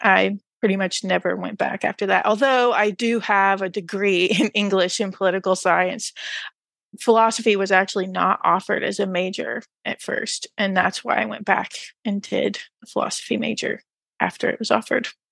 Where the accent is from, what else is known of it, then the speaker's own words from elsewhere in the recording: rural Texas, United States; moved away; rural Texas, no less